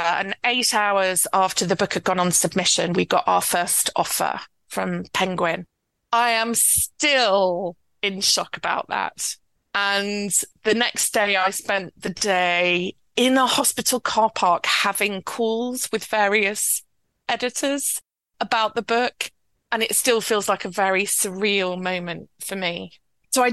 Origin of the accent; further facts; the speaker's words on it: Yorkshire and the Humber, United Kingdom; I was born and raised in West Yorkshire and grew up in an environment very like the environment in the book.